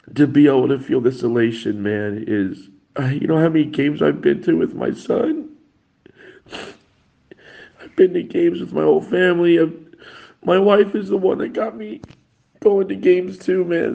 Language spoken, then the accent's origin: English; Colorado, United States; moved away as an adult; also born or lived in Naples; I am originally from Colorado